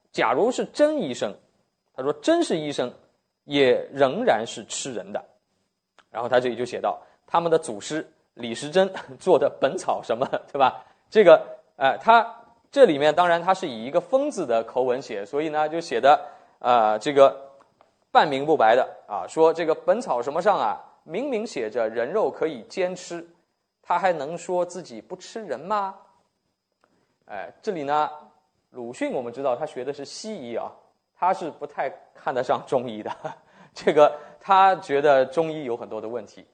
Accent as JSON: {"language": "Chinese", "country": "China", "said": "我们中国人怎么醒过来的"}